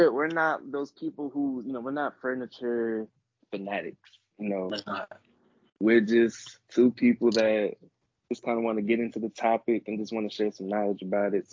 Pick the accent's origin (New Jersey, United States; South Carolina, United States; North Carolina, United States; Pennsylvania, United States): New Jersey, United States; moved away as an adult; also born or lived in Washington, D.C.; now in Chicago, United States; I'm from New Jersey.